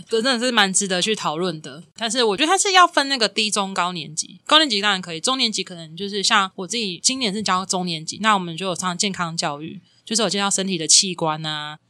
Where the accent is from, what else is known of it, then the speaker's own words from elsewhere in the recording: Kinmen County, Taiwan; moved away as an adult; 我在金门读到高中，然后大学是在平教大读的